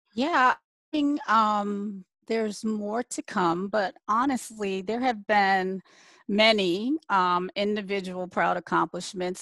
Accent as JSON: {"language": "English", "region": "Michigan", "country": "United States", "tie": "born or raised there", "also_born_or_lived": "Canton, Ohio / Washington, D.C.", "moved": "as an adult", "said": "was born in Canton, Ohio, um, the home of the Football Hall of Fame for those who are football fans. Um, my dad got a job at General Motors, so he moved us to Michigan. So I was raised in Michigan"}